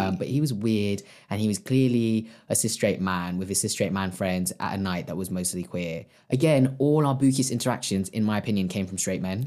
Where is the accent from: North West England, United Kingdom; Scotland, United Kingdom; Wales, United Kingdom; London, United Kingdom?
London, United Kingdom; I was from West London